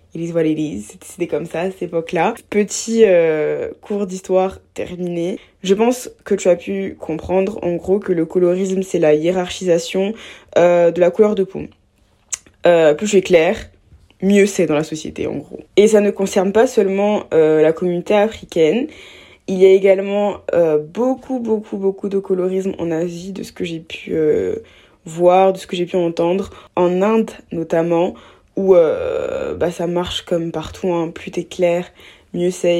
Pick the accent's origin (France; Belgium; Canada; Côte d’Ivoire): Côte d’Ivoire; Abidjan; j'ai grandi en Côte d'Ivoire, à Abidjan, donc en Afrique